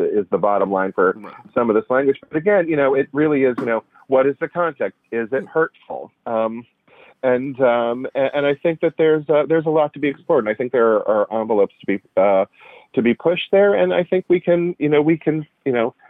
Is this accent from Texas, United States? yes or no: no; Pittsburgh, Pennsylvania, United States; up in Pittsburgh, which is where I'm from